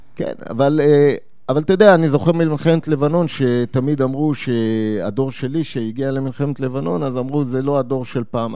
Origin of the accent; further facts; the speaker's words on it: Petah Tikva, Central District, Israel; moved away as an adult; also born or lived in Japan / Lebanon; אני מגיע מפתח תקווה